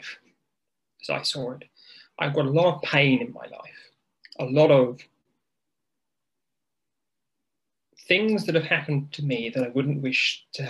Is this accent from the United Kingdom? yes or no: yes; United Kingdom; accent: British; In case your viewers can't tell by this accent, I am as British as tea and scones.